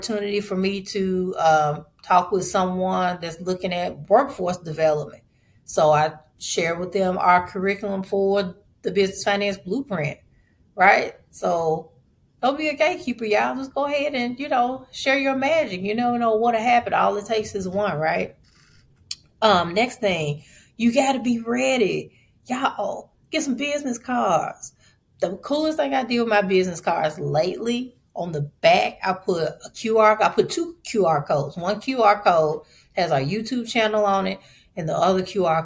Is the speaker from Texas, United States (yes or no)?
no; Memphis, Tennessee, United States; I'm from Memphis